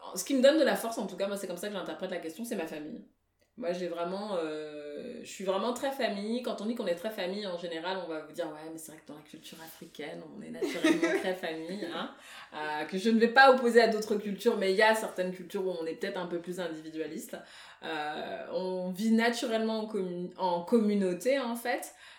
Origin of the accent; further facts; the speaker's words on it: Paris, Île-de-France, France; also born or lived in Guinea (ancestry); je suis d'origine guinéenne, en fait je suis née à Paris, mais je suis d'origine guinéenne